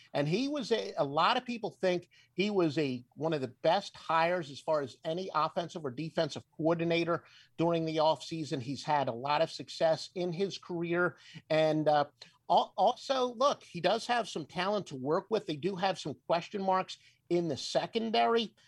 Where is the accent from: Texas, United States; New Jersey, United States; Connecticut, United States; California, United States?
New Jersey, United States; moved away as an adult; now in Atlanta, United States; I'm originally from South Jersey, so closer to Philadelphia